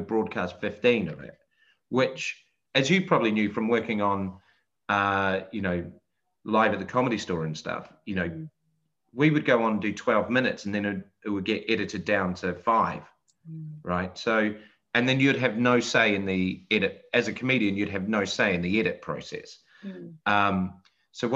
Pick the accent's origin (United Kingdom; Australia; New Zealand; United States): New Zealand; Christchurch, Canterbury; moved away; I'm from Christchurch